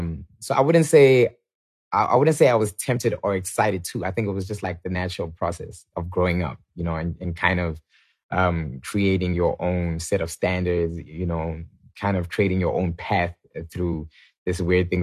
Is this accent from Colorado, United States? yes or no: no; Atlanta, Georgia, United States; born there; So I was born in Atlanta, Georgia, purely, I feel like, by coincidence or, you know, God's plan.